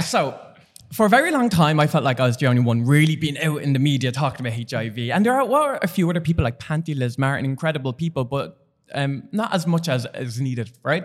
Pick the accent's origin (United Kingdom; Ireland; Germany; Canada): Ireland; Dublin, Leinster; I'm from Dublin